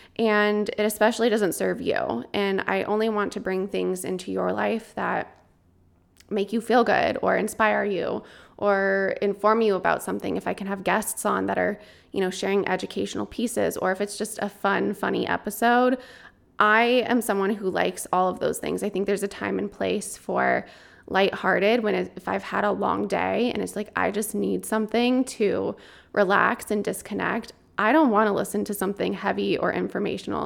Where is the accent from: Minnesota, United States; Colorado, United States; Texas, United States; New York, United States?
Colorado, United States; moved away; since I was a kid growing up in Colorado